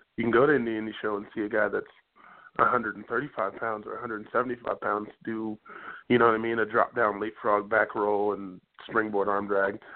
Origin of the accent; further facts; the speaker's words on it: Indianapolis, Indiana, United States; Indianapolis is my hometown